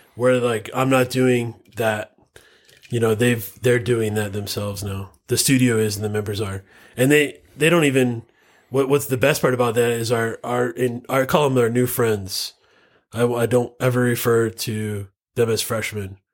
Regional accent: Florida, United States; now in Utah, United States; I'm from Florida originally.

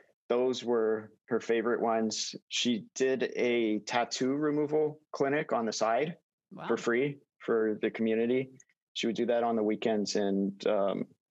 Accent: Fremont, California, United States; Grew up in Fremont

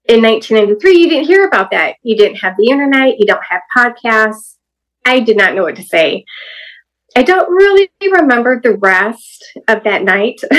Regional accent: Hawaii, United States; born there; He was stationed in Hawaii, so I was born in Hawaii.

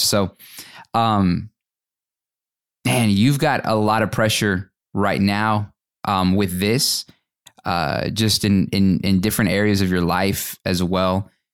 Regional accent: Fort Worth, Texas, United States; moved away as an adult; also born or lived in Atlanta; I grew up in the Dallas-Fort Worth area and, uh, graduated from high school from Fort Worth.

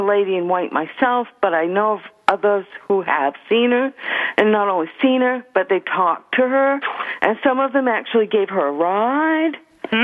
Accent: Bar Harbor, Maine, United States; I was born in Bar Harbor.

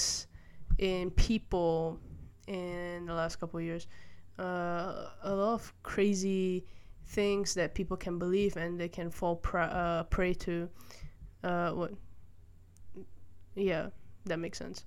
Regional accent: Malaysia; I grew up primarily in Malaysia

